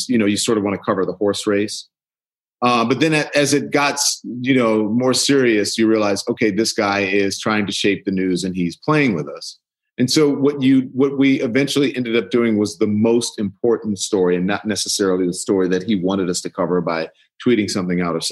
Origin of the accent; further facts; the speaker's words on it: United States; I grew up in America. I am an American citizen. I grew up here as a Black person